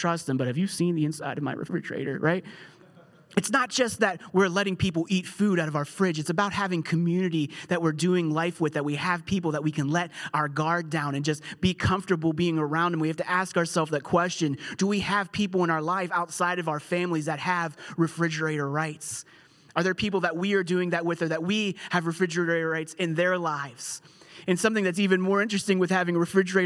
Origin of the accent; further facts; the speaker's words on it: United Kingdom; I'm British